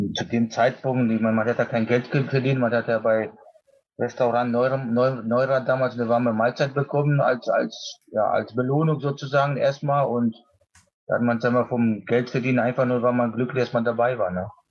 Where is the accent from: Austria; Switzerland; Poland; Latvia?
Poland; moved away; Mein Heimatland Polen